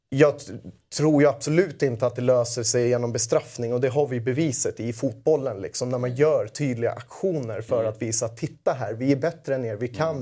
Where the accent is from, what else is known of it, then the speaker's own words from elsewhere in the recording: Södertälje, Stockholm County, Sweden; jag kommer från Södertälje